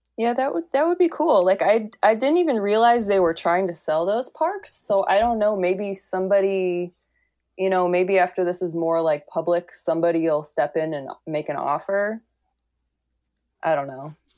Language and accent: English; Grand Island, New York, United States; moved away; I am from Grand Island, New York